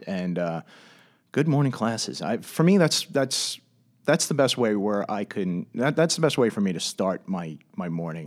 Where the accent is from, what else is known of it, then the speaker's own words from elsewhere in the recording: Commack, New York, United States; I grew up in Comac